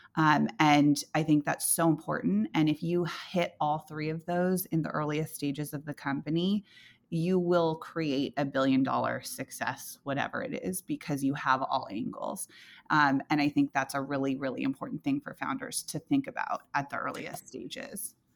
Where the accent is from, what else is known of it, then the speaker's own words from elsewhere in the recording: Silicon Valley, California, United States; I grew up in Silicon Valley.